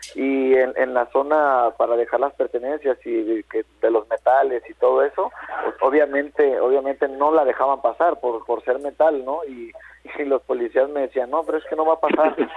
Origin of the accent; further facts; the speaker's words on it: Guadalajara, Jalisco, Mexico; moved away; yo que soy de Guadalajara